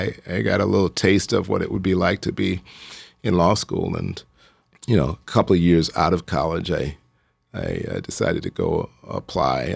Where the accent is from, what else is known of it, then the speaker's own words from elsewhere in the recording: Chicago, Illinois, United States; I grew up in Hyde Park, so I just ran, uh, from where I lived